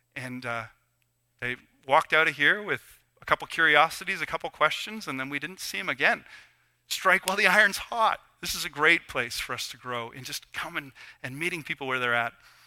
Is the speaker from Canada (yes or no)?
yes; Canada; we're Canadian, you know, and we're a bit awkward.